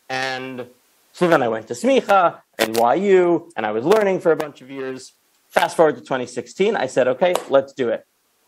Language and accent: English; Newton, Massachusetts, United States; I grew up outside of Boston in Newton, Massachusetts.